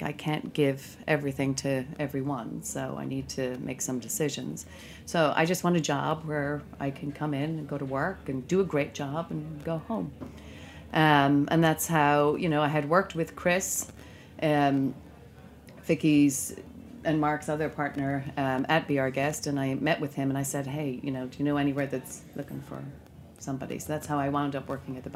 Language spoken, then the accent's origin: English; Ireland; moved away as an adult; now in United States; I'm originally from Ireland, and I came here for a summer in 1990